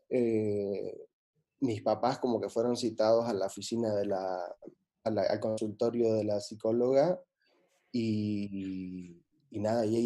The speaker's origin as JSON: {"language": "Spanish", "town": "Santa Cruz de la Sierra", "region": "Santa Cruz", "country": "Bolivia", "moved": "as an adult", "lives_now": "Barcelona, Spain", "said": "soy boliviano-americano"}